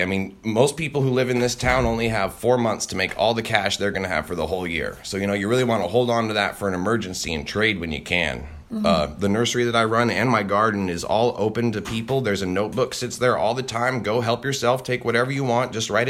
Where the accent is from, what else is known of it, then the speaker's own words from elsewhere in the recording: Alaska, United States; I didn't grow up on this property. I spent a lot of time here, you know, doing chores and everything, but growing up in Alaska was great.